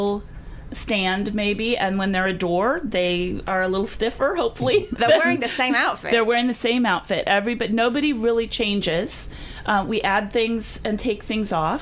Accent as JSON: {"language": "English", "town": "San Diego", "region": "California", "country": "United States", "moved": "yes", "lives_now": "Missouri, United States", "said": "I'm from La Jolla."}